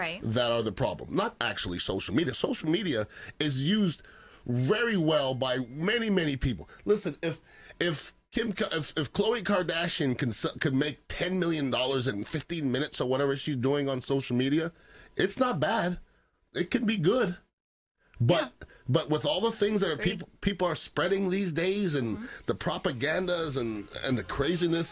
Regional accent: Montreal, Quebec, Canada; now in United States; I'm from Montreal, Canada.

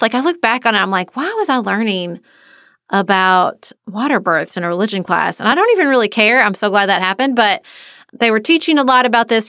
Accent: Paducah, Kentucky, United States; moved away as an adult; also born or lived in Washington, D.C.; I moved back to my hometown of Paducah

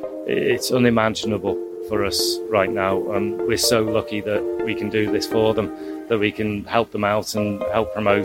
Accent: Liverpool, North West England, United Kingdom; I'm from Liverpool.

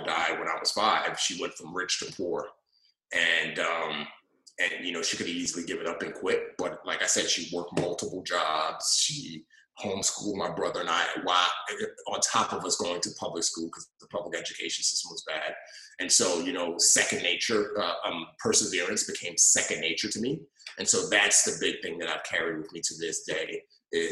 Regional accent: New York City, New York, United States; also born or lived in Nigeria; I grew up in the Bronx and grew up in a rough neighborhood

